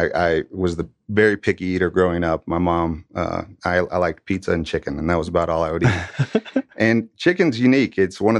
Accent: Marietta, United States; I grew up here in Marietta and grew up in the local schools and as a involved in the community, participated in a lot of athletics.

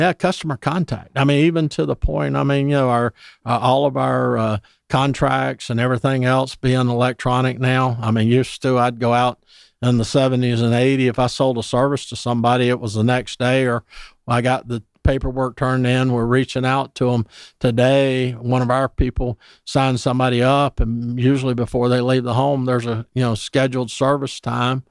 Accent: Dublin, Georgia, United States; moved away as an adult; now in Atlanta, United States; I'm from Dublin, Georgia originally

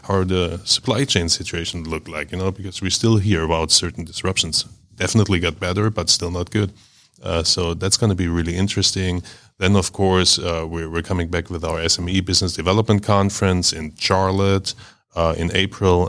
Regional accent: Stuttgart, Baden-Württemberg, Germany; now in Atlanta, United States; I'm, I'm from Stuttgart

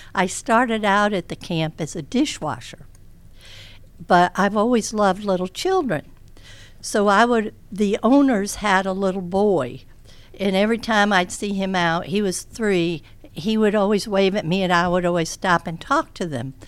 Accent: Charleston, United States; moved away as an adult; we went back to my hometown of Charleston.

